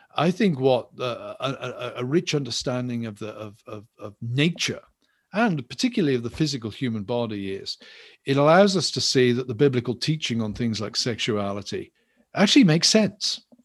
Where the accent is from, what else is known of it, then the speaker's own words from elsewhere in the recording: England, United Kingdom; I'm English